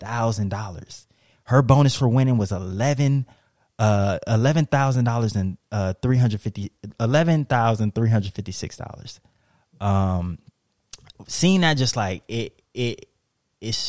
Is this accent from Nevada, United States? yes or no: yes; Las Vegas, Nevada, United States; I'm from Las Vegas